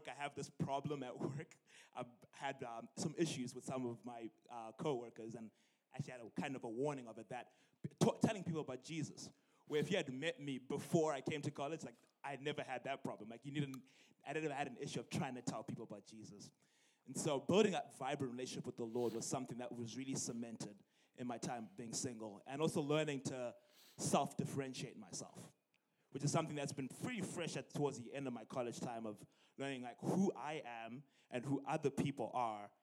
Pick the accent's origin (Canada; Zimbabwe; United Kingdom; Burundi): Zimbabwe; moved away as an adult; also born or lived in University of Illinois, United States; now in Illinois, United States; I'm originally from Zimbabwe, and I came here for college in 2013 at the age of 19.